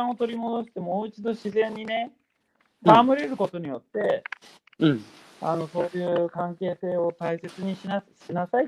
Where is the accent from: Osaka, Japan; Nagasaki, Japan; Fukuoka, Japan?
Fukuoka, Japan; Dazaifu; moved away as an adult; now in Nice, France; たまたま自分の地元だったからね、太宰府。